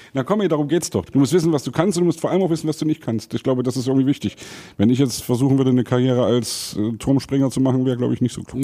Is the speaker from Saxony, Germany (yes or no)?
yes; Saxony, Germany; als Sachse